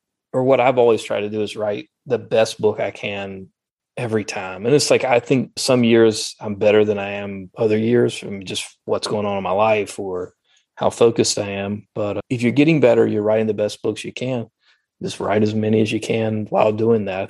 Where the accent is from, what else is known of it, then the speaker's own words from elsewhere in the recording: the South, United States; accent: Southern; my Southern accent